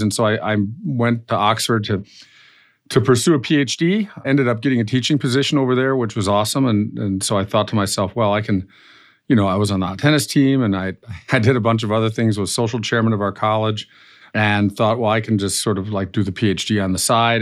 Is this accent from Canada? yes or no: no; Germany; accent: slightly nasally accent; moved away as an adult; also born or lived in Florida / Illinois / Colorado / Chicago; I grew up in, uh, Germany, uh, as you maybe can tell from my slightly nasally accent